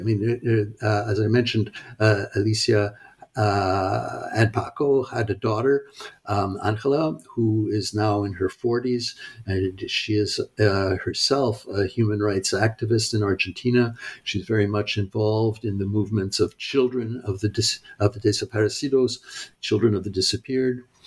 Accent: Montreal, Quebec, Canada; also born or lived in United States; I grew up in Montreal

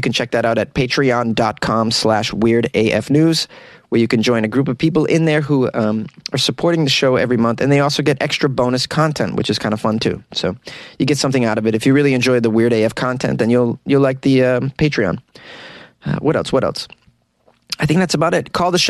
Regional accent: New England, United States; I'm from New England, where it was always humid in the summertime.

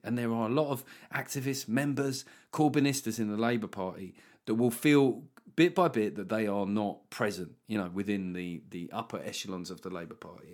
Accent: England, United Kingdom; as an English person

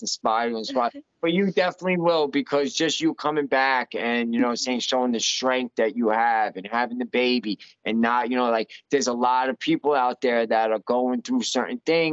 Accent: New York, United States; moved away as an adult; I'm from New York

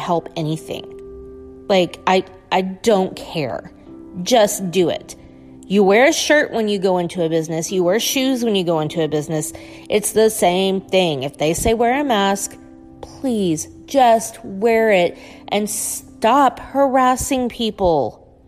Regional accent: United States; being an American

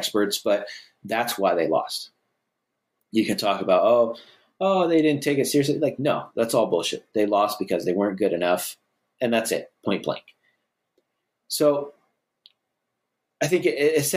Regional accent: United States; as American sports fans

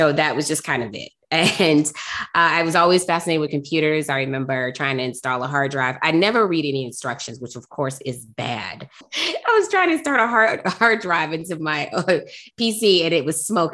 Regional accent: Detroit, Michigan, United States; I grew up in Detroit, Michigan

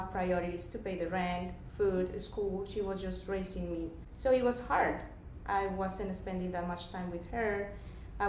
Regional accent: Bogotá, Bogotá Capital District, Colombia; English is a second language; moved away as an adult; now in United States; I am from Bogota. Bogota is the capital of Colombia.

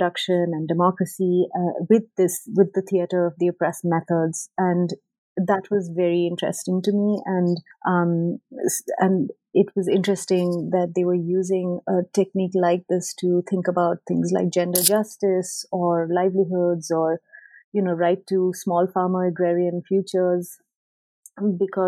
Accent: West Bengal, India; moved away as an adult; also born or lived in United Kingdom / Ithaca, New York, United States; I grew up in India and I did my undergraduate in sociology in India

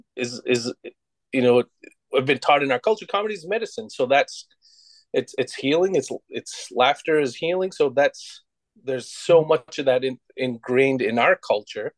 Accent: United States; being Native American

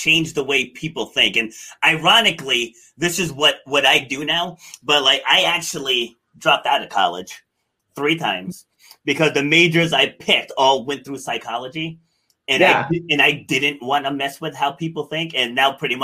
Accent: Rhode Island, United States; also born or lived in New York City, New York, United States; I was born in New York City, but I was raised up here in Rhode Island.

